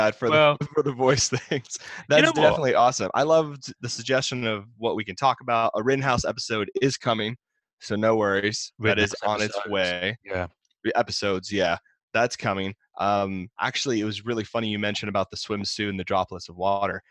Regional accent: Miami, Florida, United States; I'm from Miami

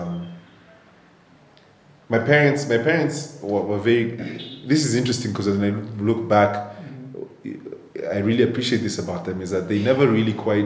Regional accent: Nairobi, Kenya; I grew up in Nairobi, mm-hmm. Born and raised

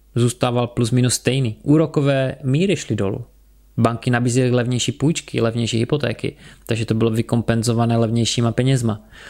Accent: Czechia; u nás

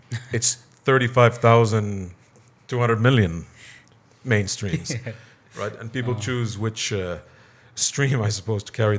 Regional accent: Bahrain; also born or lived in California; I'm from Bahrain.

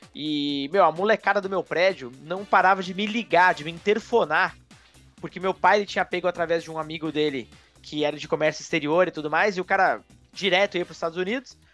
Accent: Pouso Alto, Minas Gerais, Brazil; lá na minha cidade onde eu nasci, Pouso Alto, grande, Minas Gerais

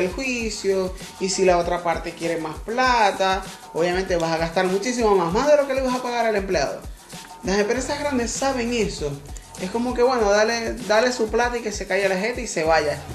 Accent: Maracaibo, Zulia, Venezuela; soy de Maracaibo

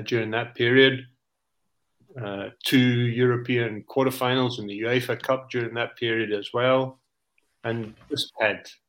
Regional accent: South Africa; moved away; also born or lived in Stockholm, Sweden; I was two or three years old when my dad went out to South Africa.

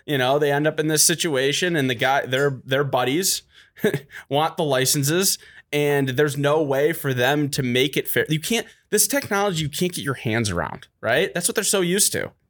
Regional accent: Detroit, Michigan, United States; I'm from Detroit

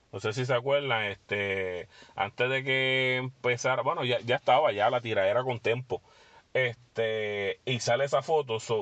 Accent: Puerto Rico; nosotros como puertorriqueños

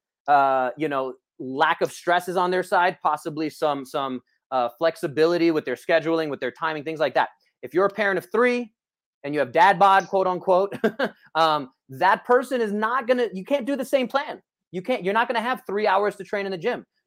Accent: New York, United States; I grew up in New York

